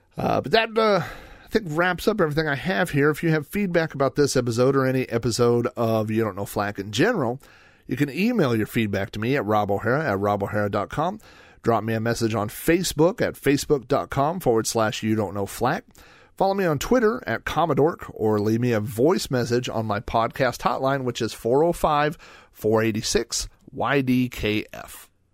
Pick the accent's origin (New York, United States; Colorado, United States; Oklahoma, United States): Oklahoma, United States; When I was growing up in Oklahoma